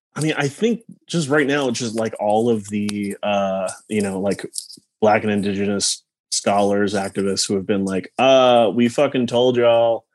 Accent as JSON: {"language": "English", "town": "Palm Springs", "region": "California", "country": "United States", "tie": "born or raised there", "said": "I grew up out in Palm Springs"}